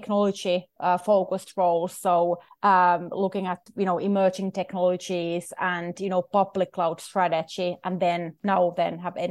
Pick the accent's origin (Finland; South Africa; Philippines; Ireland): Finland; moved away as an adult; also born or lived in Shanghai, China / Stockholm, Sweden / Turin, Italy / London, United Kingdom; now in New York, United States; I'm originally from Finland